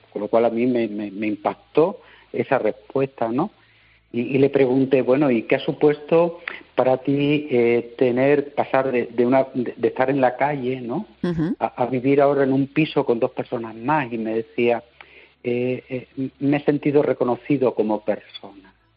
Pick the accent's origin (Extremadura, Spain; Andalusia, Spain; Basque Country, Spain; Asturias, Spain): Extremadura, Spain; Badajoz; en Badajoz, de donde soy donde soy diocesano, ¿eh? de la de Badajoz